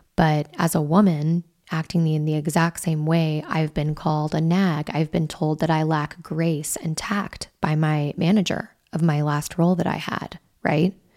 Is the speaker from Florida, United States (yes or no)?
no; Wyoming, United States; I'm from Wyoming